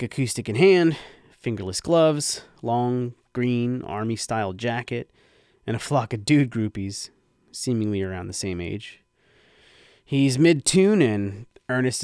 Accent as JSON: {"language": "English", "town": "Red Bank", "region": "New Jersey", "country": "United States", "tie": "born or raised there", "said": "Broad Street Red Bank, downtown to the locals, and just so happens to be my hometown"}